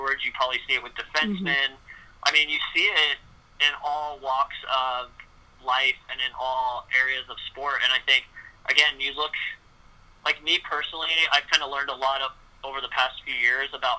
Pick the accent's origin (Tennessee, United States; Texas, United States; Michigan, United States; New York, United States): Texas, United States; I went to a Montessori school as well when I was growing up in Texas